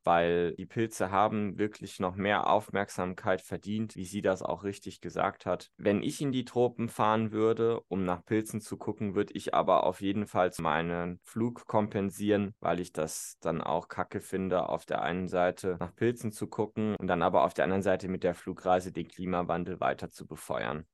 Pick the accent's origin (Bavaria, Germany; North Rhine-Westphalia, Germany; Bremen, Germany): North Rhine-Westphalia, Germany; in meiner Heimatregion Südwestfalen